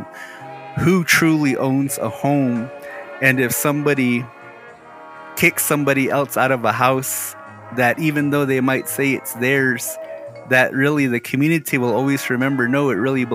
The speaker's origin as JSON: {"language": "English", "town": "Moenkopi", "region": "Arizona", "country": "United States", "said": "we're from Mungkapi, that my family kind of somewhat actually has a claim to a house in Hotbala, in your village."}